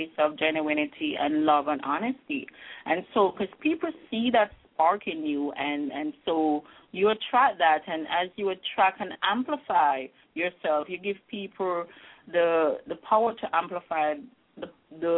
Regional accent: Jamaica; now in Halifax, Canada; I grew up in Jamaica

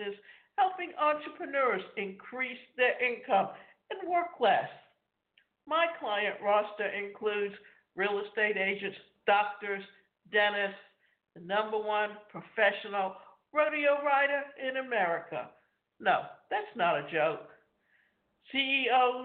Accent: Canada; I grew up in Canada where we only had 2 things, play hockey or drink beer

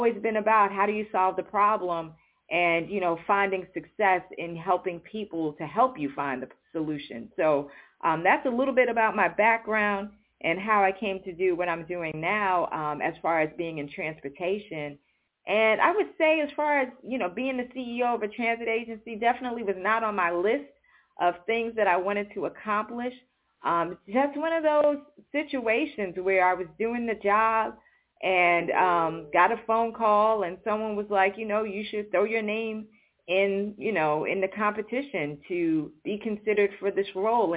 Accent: New York City, New York, United States; moved away; I grew up in New York City

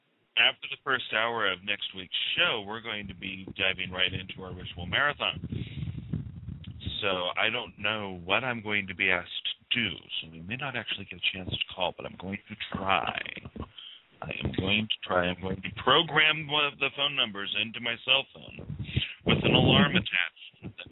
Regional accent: Yuma, Colorado, United States; now in Nebraska, United States; my hometown of Yuma, Colorado

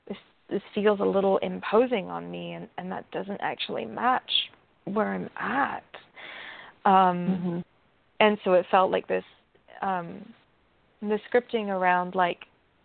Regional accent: England, United Kingdom; There was also, I grew up in England for part of my life, and I love to debate.

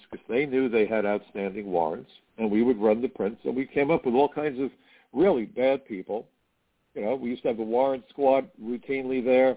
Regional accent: United States; as Americans

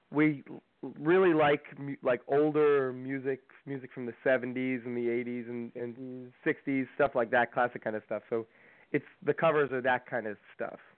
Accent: Greenport, New York, United States; also born or lived in New Jersey; we're from Long Island, New York, all the way on the end, the North Fork, um, in Greenport is where we were born. Uh, well, we weren't born, we were actually born in New Jersey, but we were raised in Greenport.

